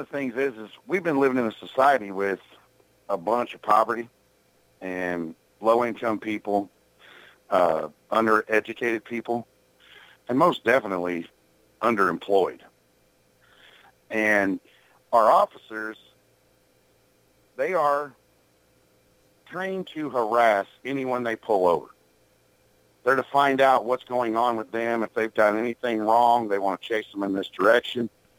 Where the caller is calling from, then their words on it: Illinois, United States; And I'm calling from Illinois.